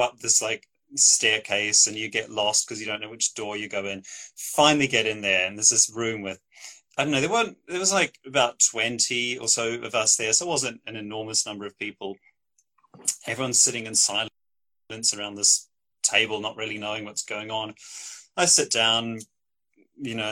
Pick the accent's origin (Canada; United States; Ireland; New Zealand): New Zealand; Christchurch, Canterbury; moved away as an adult; now in United Kingdom; I am a New Zealander. Grew up in Christchurch, New Zealand, in the South Island there. Moved to the UK just over 10 years ago for graduate studies.